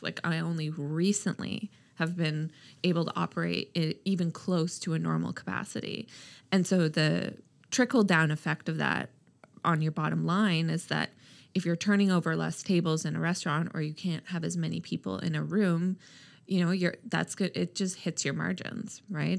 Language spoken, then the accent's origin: English; Halifax, Nova Scotia, Canada; also born or lived in Toronto; when I decided to move back home, I'm from Halifax, uh, from Toronto